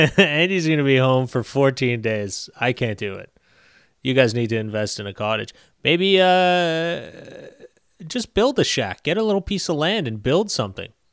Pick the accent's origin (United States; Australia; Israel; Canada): Canada; I'm Canadian